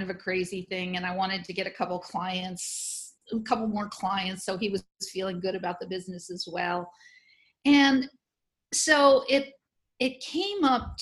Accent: New Orleans, Louisiana, United States; here in my hometown

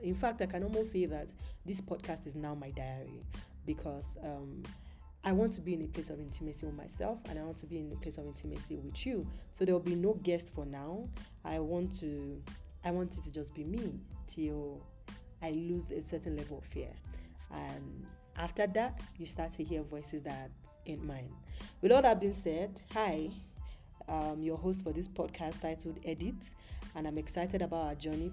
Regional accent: Yorubaland, Nigeria; moved away; I'm Nigerian, I'm currently not in Nigeria, but I'm Nigerian, Yoruba precisely

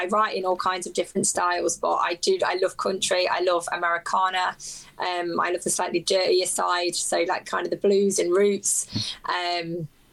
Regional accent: England, United Kingdom; I'm kind of born and raised in England, I do have very strong ties to my Irish heritage

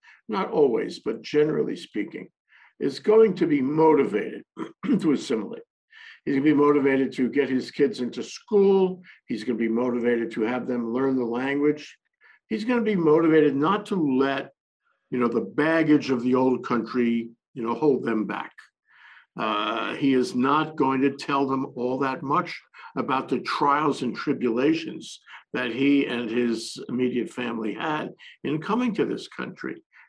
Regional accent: New York, United States; I come from New York, which is, a city of immigrants.

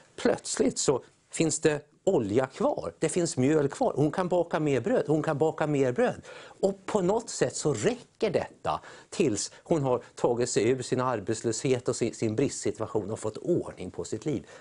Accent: Sweden; vi som är svenskar

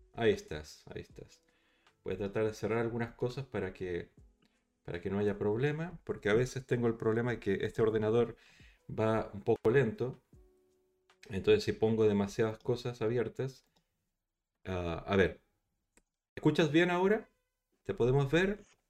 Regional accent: Chile; moved away as an adult; now in Barcelona, Spain; yo, yo soy chileno, o sea, no, no soy español, además soy español, pero, pero llegué aquí hace el año 99

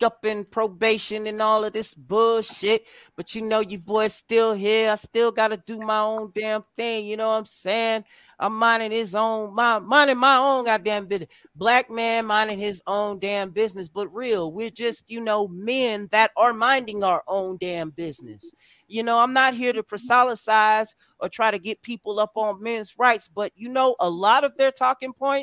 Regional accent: United States; We're Americans

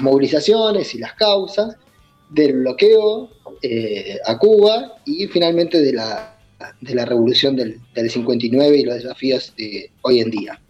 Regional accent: Argentina; also born or lived in Bahía Blanca; vemos nosotros en Bahía Blanca, como Argentina

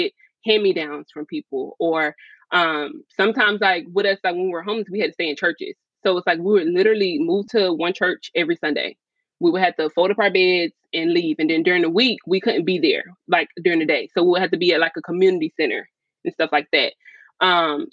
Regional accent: Gainesville, Florida, United States; also born or lived in Tupelo, Mississippi; my mom actually moved us to Gainesville, Florida

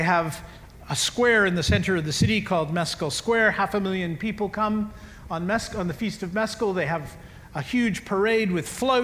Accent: Canada; I'm a Canadian

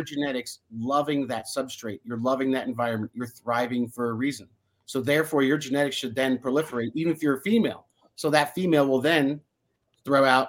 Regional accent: New Jersey, United States; I grew up in New Jersey where we had holly trees

